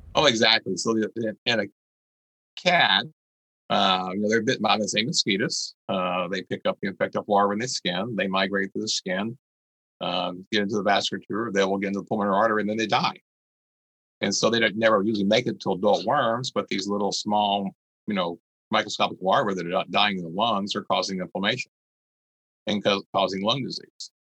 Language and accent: English; Gulf Coast, north part of Galveston County, Texas, United States; also born or lived in Beaumont, Texas; I grew up on the Gulf Coast and north part of Galveston County